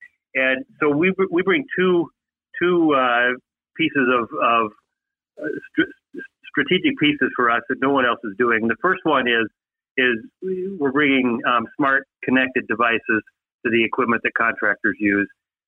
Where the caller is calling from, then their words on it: Minnesota, United States; I'm in Minnesota, and we've already had snow this year.